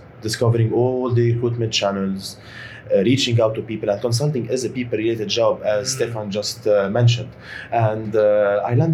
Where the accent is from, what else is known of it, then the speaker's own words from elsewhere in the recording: Lebanon; I am Lebanese